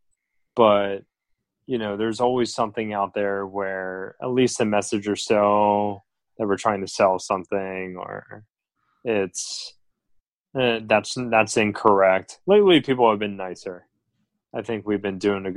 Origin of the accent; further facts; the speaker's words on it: New Jersey, United States; now in Los Angeles, United States; I'm from the East Coast, I'm from New Jersey